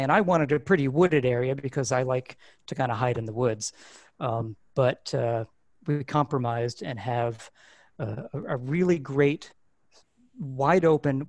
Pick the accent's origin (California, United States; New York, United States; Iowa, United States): New York, United States; Pleasant Valley; also born or lived in Poughkeepsie; I was born in Poughkeepsie and grew up in Pleasant Valley